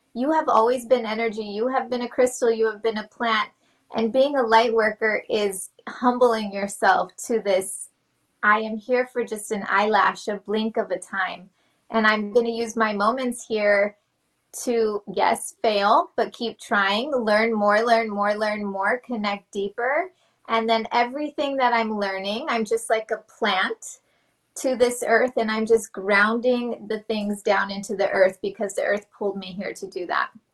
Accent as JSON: {"language": "English", "region": "New Mexico", "country": "United States", "also_born_or_lived": "Los Alamos", "said": "I'm from New Mexico"}